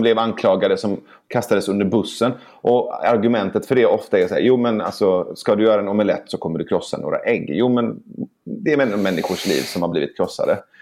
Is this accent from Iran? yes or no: yes; Iran; now in Sweden; jag kommer från Iran